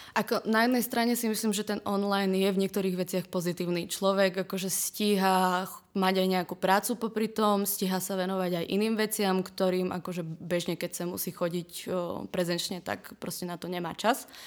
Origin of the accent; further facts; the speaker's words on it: Prešov, Prešov Region, Slovakia; moved away as an adult; also born or lived in Trnava; now in Prague, Czech Republic; pochádzam z Prešova z východného Slovenska